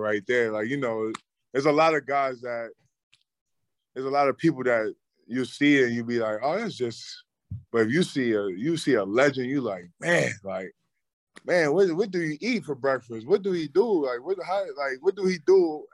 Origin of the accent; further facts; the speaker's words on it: New York, United States; moved away; my hometown team